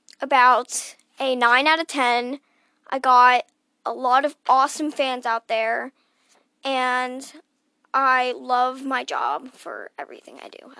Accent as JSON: {"language": "English", "town": "Phoenix", "region": "Arizona", "country": "United States", "said": "I'm actually from Phoenix, Arizona. So, yeah, I live in Phoenix."}